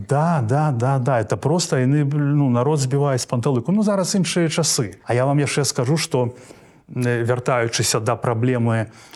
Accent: Belarus; у нас у беларусі

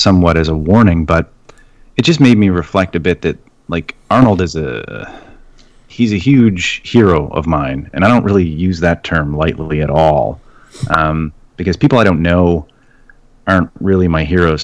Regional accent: Canada; I'm Canadian

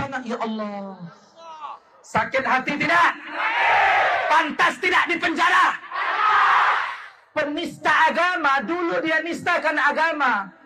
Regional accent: Sumatra, Indonesia; Mohon maaf, kami orang Sumatera bukan kaleng-kaleng.

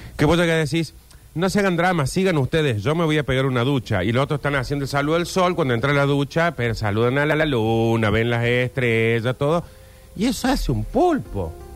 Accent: Argentina; los argentinos creemos que somos europeos

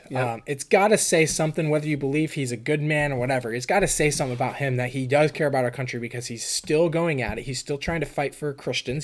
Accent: California, United States; moved away as an adult; also born or lived in Florida; now in Pennsylvania, United States; I grew up in California all you know 18 years of my life in high school

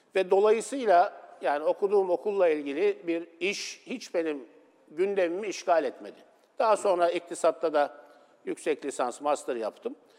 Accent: Istanbul, Turkey; ben Esenler'de çocukluğum geçti.

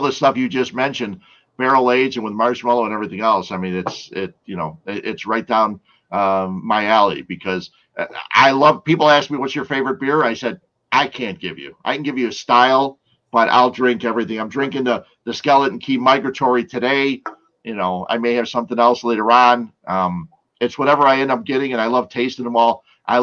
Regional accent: Berwyn, Illinois, United States; There was a brewery near my hometown in Berwyn, Cicero Berwyn

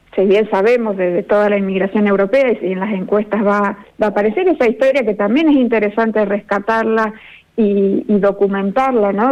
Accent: Buenos Aires Province, Argentina; en mi propio lugar y, un poco también eh, ahondar un poco más en nuestra propia historia, porque siempre la provincia de Buenos Aires se ha visto como muy europea

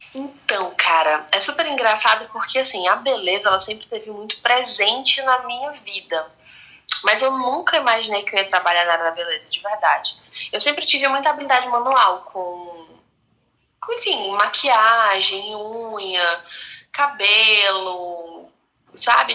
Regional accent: Fortaleza, Ceará, Brazil; Sou cearense de Fortaleza, 28 anos

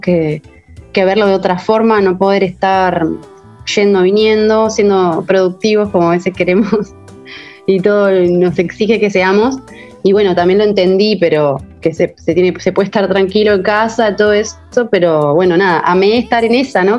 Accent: Costa de Oro, Canelones, Uruguay; now in Punta del Diablo, Uruguay; cerca de Montevideo y, de la Costa de Oro, de donde soy, más o menos a una hora

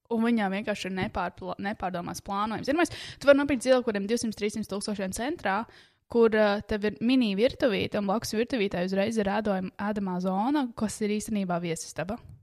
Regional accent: Latvia; first language Latvian; es mīlu Latviju, es tiešām mīlu, tā ir mana dzimtene, tā ir mana dzimtā valoda

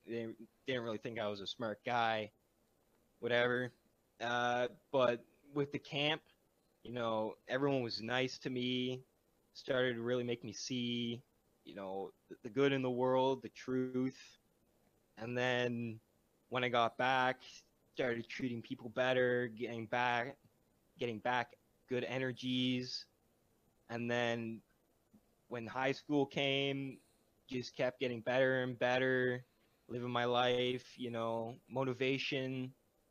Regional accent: Ottawa, Ontario, Canada; born there; Okay, so I was born in Renfrew, or no, born in Ottawa, and then kind of moved around a lot throughout the life.

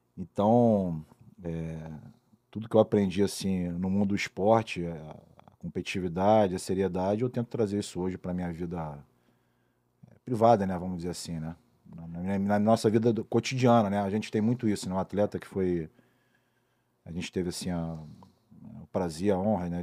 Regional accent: Niterói, Rio de Janeiro, Brazil; Eu fui morar em Niterói com uns dois anos, mais ou menos

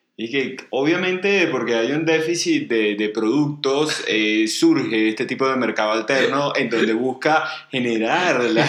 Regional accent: Venezuela; now in Mexico; yo vengo de Venezuela

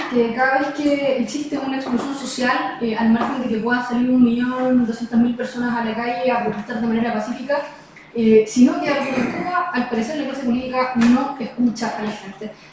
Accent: Chile; somos todos chilenos, estamos todos afectados

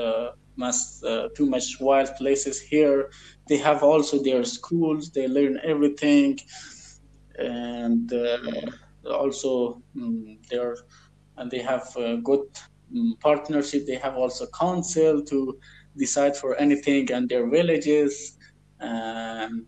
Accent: Afghanistan; English is a second language; I'm from Afghanistan.

